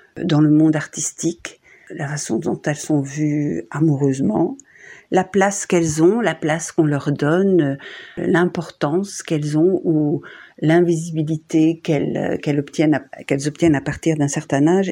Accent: Borinage, Wallonia, Belgium; mon enfance à Quem, euh, dans le Borinage

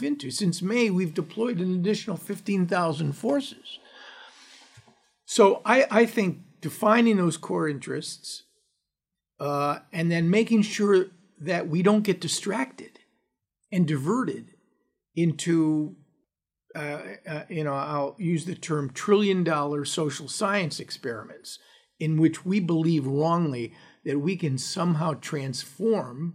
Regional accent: United States; I'm speaking here primarily as an American

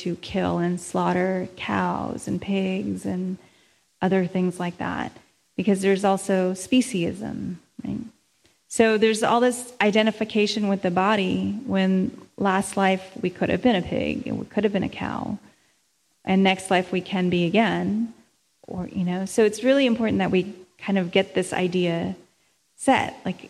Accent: India; I'm Indian, that person's Filipino, that person's black, there's Mexican.

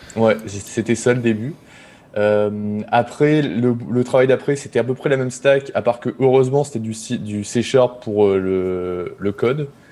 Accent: Boulogne-sur-Mer, Hauts-de-France, France; moved away as an adult; also born or lived in Lille; now in Montreal, Canada; je suis originaire de Boulogne-sur-Mer, dans le Pas-de-Calais. C'est là où j'ai fait où j'ai grandi

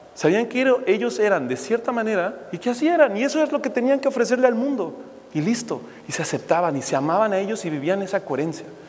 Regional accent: Mexico City, Mexico; Yo crecí en México, de la Ciudad de México

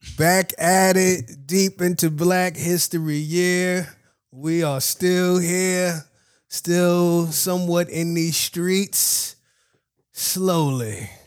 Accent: New York, United States; being a New Yorker

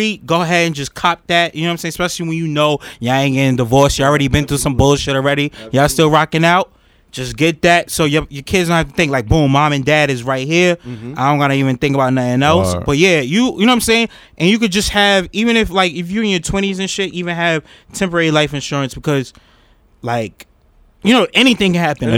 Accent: New York City, New York, United States; I'm from Harlem, uptown

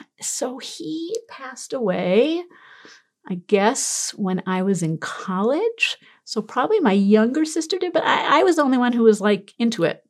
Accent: New York City, New York, United States; moved away; I'm from Brooklyn

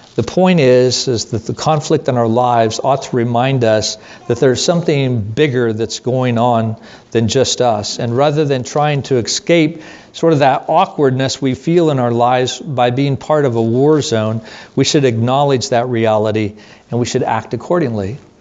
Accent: United States; us as American Christians.

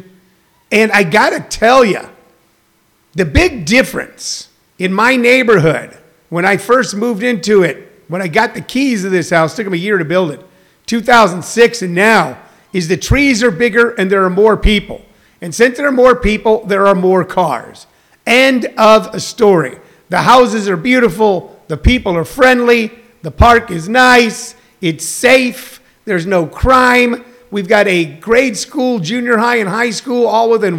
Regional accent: Midwest, United States; now in Arizona, United States; I'm from the Midwest

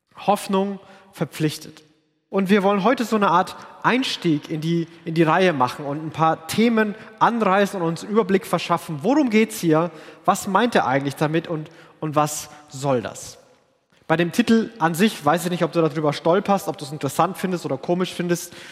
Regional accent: Franconia, Bavaria, Germany; bin Franke, wo alle so reden und denken und aussehen wie ich

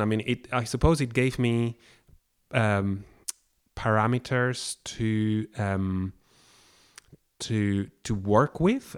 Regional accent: Barcelona, Catalonia, Spain; now in Scotland, United Kingdom; I come from Barcelona and, uh, I was here living in Scotland

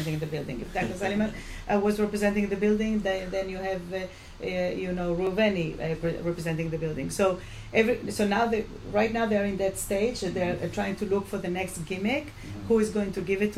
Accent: Chile; now in New York, United States; I'm from Chile myself

